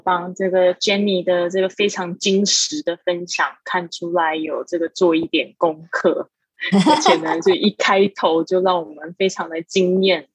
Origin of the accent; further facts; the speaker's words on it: Taiwan; moved away as an adult; also born or lived in Shanghai; 我在大，台湾，呃，出生长大，然后呢，我到了上海 工作了这个七年的时间